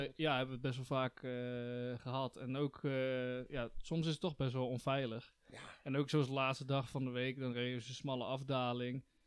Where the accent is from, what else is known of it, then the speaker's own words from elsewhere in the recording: Netherlands; als Nederlander